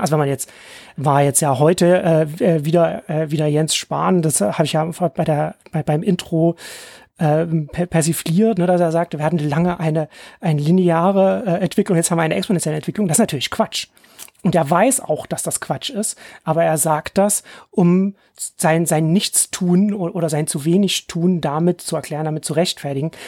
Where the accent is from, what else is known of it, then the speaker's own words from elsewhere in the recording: Ore Mountains, Saxony, Germany; ich bin in Sachsen im Erzgebirge aufgewachsen.